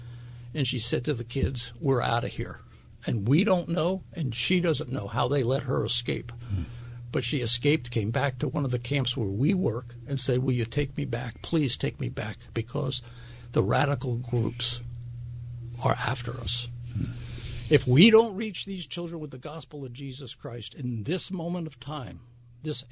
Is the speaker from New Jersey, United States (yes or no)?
yes; Wyckoff, New Jersey, United States; moved away as an adult; also born or lived in Flemington, New Jersey / Asheville, North Carolina; I come off a dairy farm in the state of New Jersey. I grew up in Wyckoff